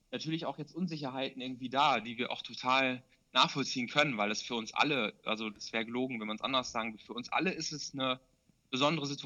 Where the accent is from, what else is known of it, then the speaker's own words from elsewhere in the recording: North Rhine-Westphalia, Germany; zu der Zeit habe ich halt noch in Bielefeld studiert und habe halt auch noch in meiner Heimat, äh, ist die Nachbarstadt von Bielefeld, äh, gewohnt.